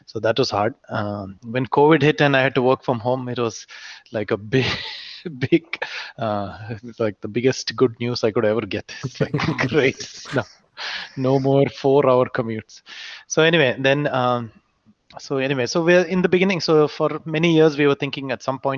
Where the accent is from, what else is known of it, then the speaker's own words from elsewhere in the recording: Kuwait; moved away; also born or lived in India; so I was not born in India actually. I was born in Kuwait. So mm. in my whole school time, I was in Kuwait